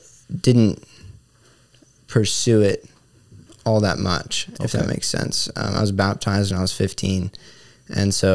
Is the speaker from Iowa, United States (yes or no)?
yes; Arthur, Iowa, United States; moved away; I'm from Iowa, small town, Iowa, only about 250 people